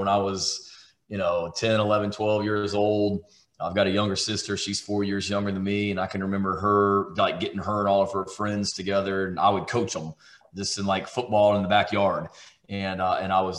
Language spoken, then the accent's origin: English; Charleston, South Carolina, United States; I was born in this state. I was born in Charleston, South Carolina.